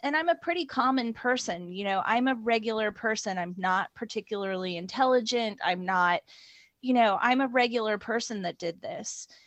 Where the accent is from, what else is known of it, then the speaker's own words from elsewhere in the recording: Indiana, United States; moved away as an adult; also born or lived in northern Norway; now in United Kingdom; I grew up in a midwestern um, state called Indiana, which is between Ohio and Illinois